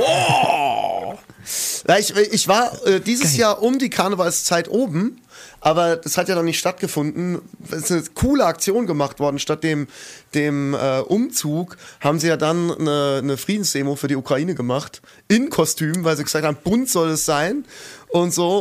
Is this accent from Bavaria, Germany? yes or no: no; Kaiserslautern, Rhineland-Palatinate, Germany; also born or lived in near Kusel; Kaiserslautern, ja. Da bin ich geboren und da bin ich äh, kurz weg gewesen, wo meine Eltern gemeint haben, sie müssen in irgendeinen Kaff in der Nähe von Kusel ziehen